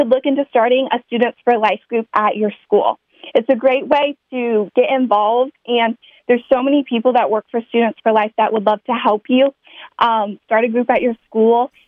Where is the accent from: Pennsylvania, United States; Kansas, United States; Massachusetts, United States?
Kansas, United States; my home state of Kansas